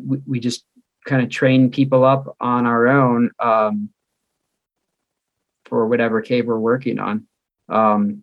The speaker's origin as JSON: {"language": "English", "town": "Chicago", "region": "Illinois", "country": "United States", "also_born_or_lived": "Black Hills, South Dakota", "moved": "as an adult", "lives_now": "South Dakota, United States", "said": "You might notice a little bit of an accent. I'm from Chicago suburbs"}